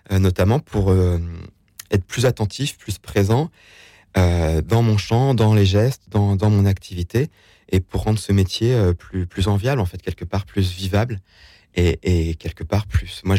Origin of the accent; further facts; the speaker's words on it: Dieulefit, Auvergne-Rhône-Alpes, France; Donc, c'est la Drôme, le 26, c'est là où j'ai grandi.